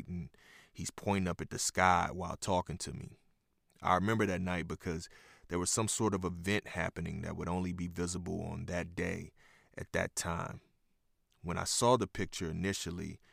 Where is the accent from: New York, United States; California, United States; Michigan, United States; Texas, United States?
Texas, United States; Houston; moved away; also born or lived in Oklahoma City; I'm from Houston